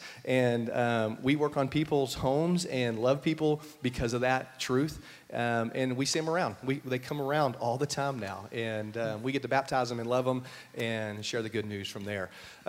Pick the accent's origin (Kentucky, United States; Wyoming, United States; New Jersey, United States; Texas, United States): Texas, United States; Brady; also born or lived in Lubbock, Texas; I got to go back to my hometown.